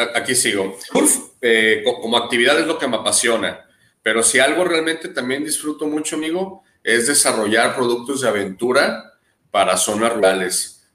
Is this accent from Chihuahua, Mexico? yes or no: no; Guadalajara, Jalisco, Mexico; also born or lived in Baja California / Manzanillo / Barra de Navidad; now in Punta Pérula, Mexico; Nací en Guadalajara, Jalisco, y cuando pude me moví de ahí inmediatamente a la costa de Baja California